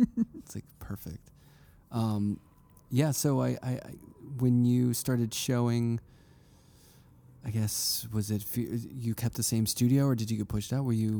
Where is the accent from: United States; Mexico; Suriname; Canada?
United States; Pittsburgh, Pennsylvania; moved away as an adult; now in New York, United States; I grew up in Pittsburgh.